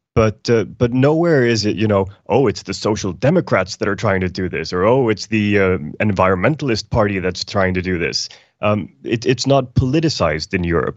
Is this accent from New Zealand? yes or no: no; Iceland; now in Sweden; I'm from Iceland originally